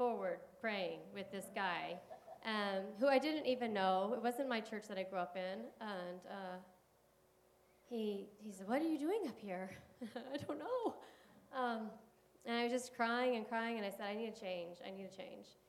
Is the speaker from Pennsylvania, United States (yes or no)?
no; San Gabriel Valley, California, United States; also born or lived in San Diego, California; I grew up in the San Gabriel Valley